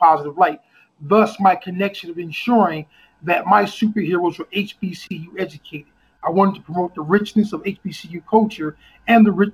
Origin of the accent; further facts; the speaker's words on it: Trenton, New Jersey, United States; Born and bred, the Vineland Housing Projects in Trenton, New Jersey